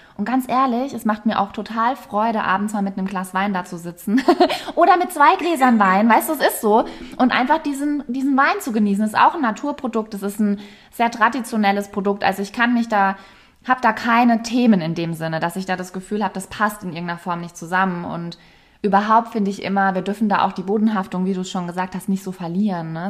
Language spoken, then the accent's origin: German; Rhineland-Palatinate, Germany; ich komme ja aus der Pfalz ursprünglich bin da immer auch mit der Weinregion aufgewachsen